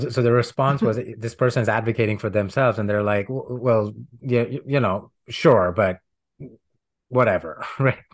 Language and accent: English; India; moved away as an adult; now in United States; growing up in India, where right to comfort and privilege is there